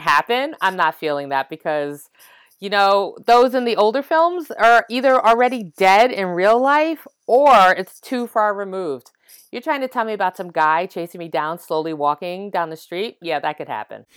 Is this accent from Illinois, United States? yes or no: no; New York City, New York, United States; I grew up in the East Village